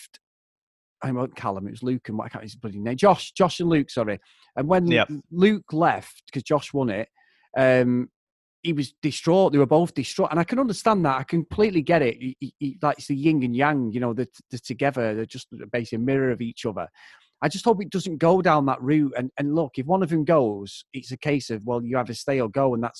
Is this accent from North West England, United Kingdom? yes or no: yes; Manchester, North West England, United Kingdom; we're all from Manchester